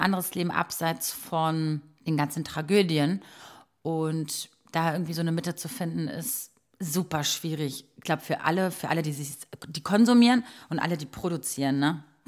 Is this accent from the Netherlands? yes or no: no; Croatia; moved away; ich bin in Kroatien groß geworden